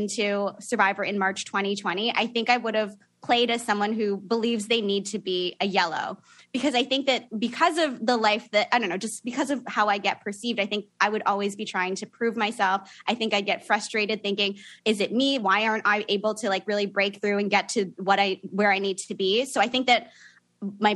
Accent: Niagara Falls, Ontario, Canada; now in Toronto, Canada; So I live in Toronto now, but I grew up in Niagara Falls.

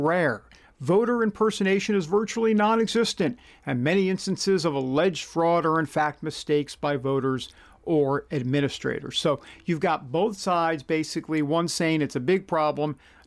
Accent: New York, United States; moved away; I grew up in New York

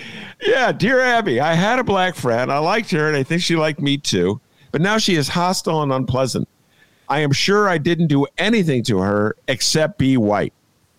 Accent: Rhode Island, United States; I'm from Rhode Island. I didn't even know there were black people in Rhode Island

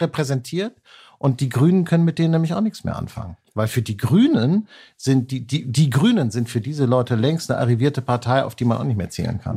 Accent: Hanseatic, Northern Germany, Germany; accent: Hanseatic nasal; weil ich hanseatisch näsele

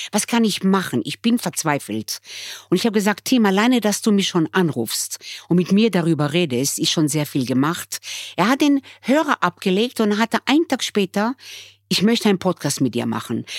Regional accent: Israel; also born or lived in Germany; now in Austria; wir kommen äh, eigentlich aus Israel und sind integriert

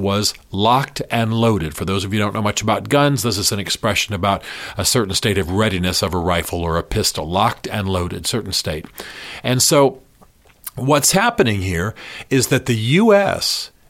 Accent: United States; When they find out I'm American, they don't turn negative.

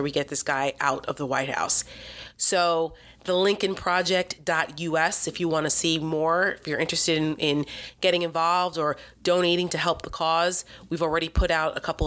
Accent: New Jersey, United States; We're both from Jersey

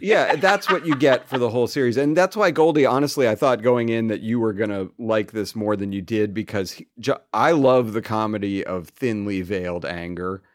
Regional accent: United States; we're American

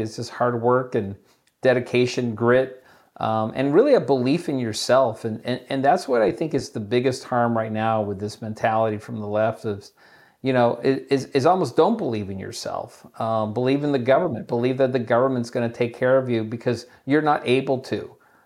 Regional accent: Chula Vista, California, United States; I grew up in Chula Vista, California, and which is right there on the border

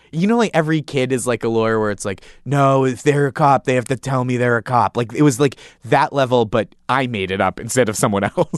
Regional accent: Stoneham, Massachusetts, United States; I grew up in Stoneham, Massachusetts

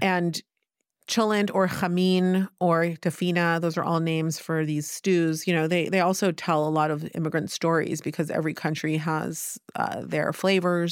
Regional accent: Palo Alto, California, United States; now in Tel Aviv, Israel; I grew up in Palo Alto

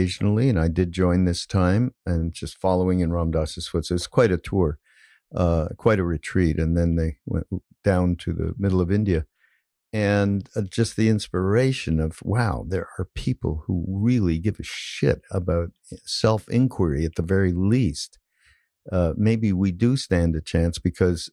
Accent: Canada; now I'm Canadian

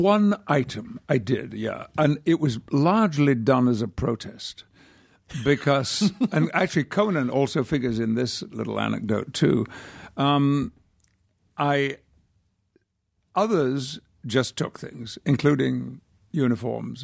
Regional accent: United Kingdom; now in United States; I could retain my British passport, but I do have a very strong feeling about being British

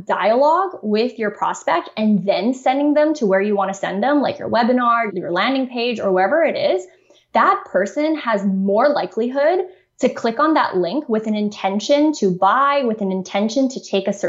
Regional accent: Canada; I'm from Canada

